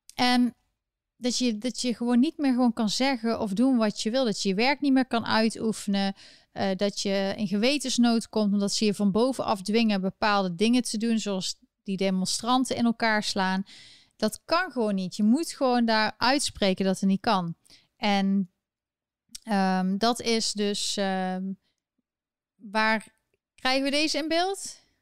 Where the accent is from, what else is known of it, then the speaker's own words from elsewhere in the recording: Netherlands; ik ben gewoon een Nederlander